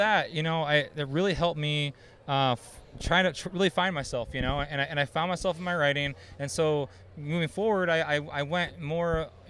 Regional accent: Northwest Ohio, United States; born and raised in Northwest Ohio.

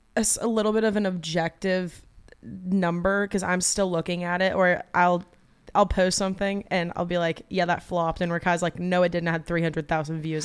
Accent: Atlanta, Georgia, United States; also born or lived in Athens, Georgia; born and raised in Atlanta. Um, I was there until I was eighteen, graduated high school.

